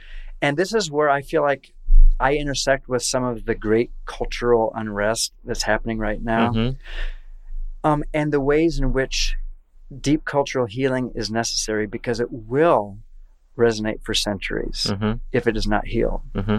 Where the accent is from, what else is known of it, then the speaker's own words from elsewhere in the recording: Iowa, United States; I'm from Iowa.